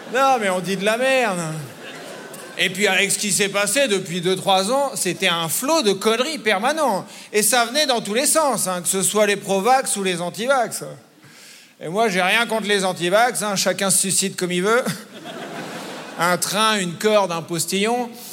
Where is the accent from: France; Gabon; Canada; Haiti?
France; je suis un Français